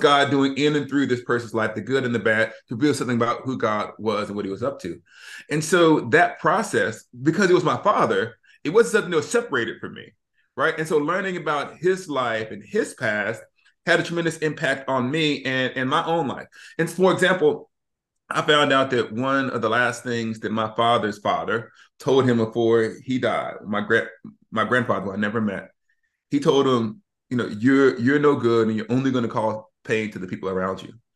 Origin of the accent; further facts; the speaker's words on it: Alabama, United States; we're from Alabama